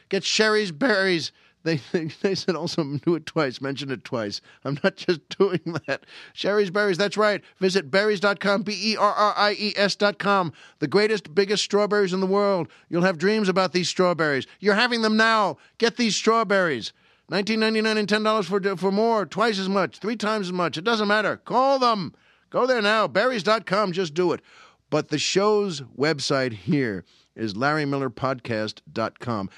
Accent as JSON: {"language": "English", "area": "Long Island", "region": "New York", "country": "United States", "tie": "born or raised there", "moved": "yes", "said": "where I grew up on Long Island"}